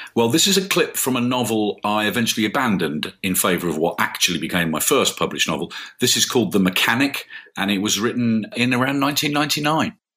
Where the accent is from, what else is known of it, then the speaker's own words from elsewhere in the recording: Birmingham, West Midlands, United Kingdom; I'm from Birmingham. I thought I should write about, you know, the city I grew up in.